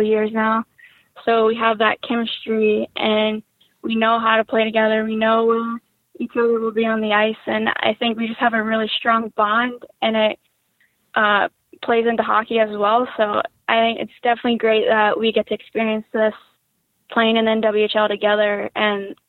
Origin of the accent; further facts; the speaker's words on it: a small town in West Virginia, United States; I'm from a small town in West Virginia